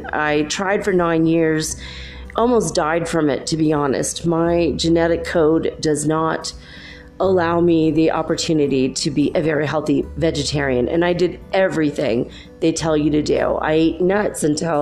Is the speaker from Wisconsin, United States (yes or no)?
no; California, United States; moved away as an adult; also born or lived in Minnesota; now in Cuenca, Ecuador; I am from originally California. I grew up in California and a little bit in Minnesota. And so that's where my accent's from